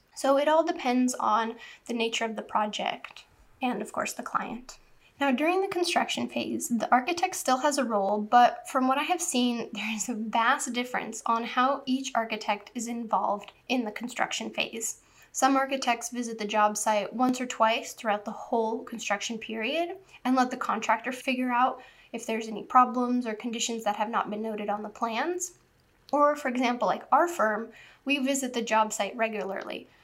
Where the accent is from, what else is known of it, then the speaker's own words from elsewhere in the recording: southern Orange County, California, United States; also born or lived in New Hampshire, United States; When I was in the fifth grade, so 10 years old, we moved to southern Orange County from New Hampshire, and the town we lived in had just recently been built